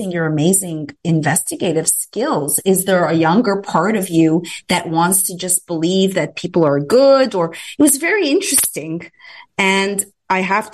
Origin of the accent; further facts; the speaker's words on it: Canada; moved away; as a Canadian that wasn't raised in a litigious environment